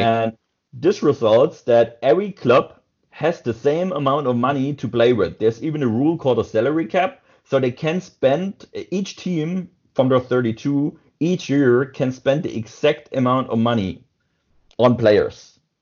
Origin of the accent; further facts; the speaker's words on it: southwest Germany, Germany; me as a guy from Southwest Germany